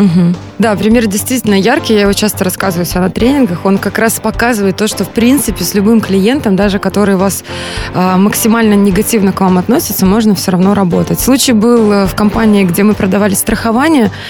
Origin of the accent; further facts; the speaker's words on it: Belarus; moved away as an adult; now in Moscow, Russia; я сама родом из Беларуси